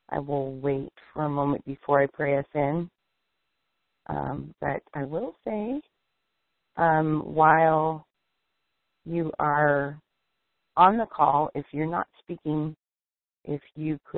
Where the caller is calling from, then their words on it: Erie, Pennsylvania, United States; I'm calling from Erie, Pennsylvania.